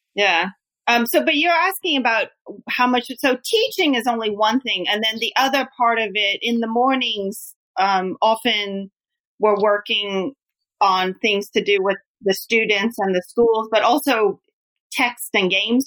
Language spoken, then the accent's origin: English; United States; now in Japan; I'm American